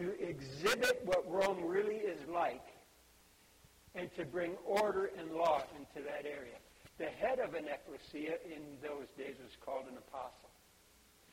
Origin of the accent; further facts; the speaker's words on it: Budapest, Hungary; I was born in Budapest, Hungary